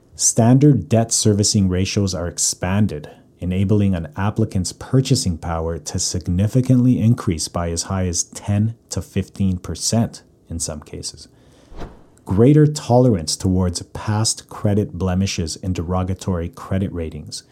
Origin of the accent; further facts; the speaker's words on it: Calgary, Alberta, Canada; now in North Vancouver, Canada; born and raised in Calgary. Currently living in North Vancouver